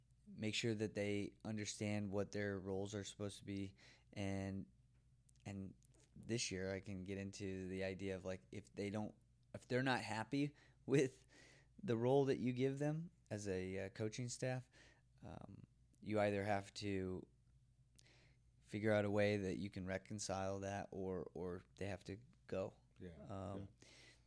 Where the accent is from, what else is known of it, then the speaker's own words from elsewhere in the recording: Belvidere, United States; it's my hometown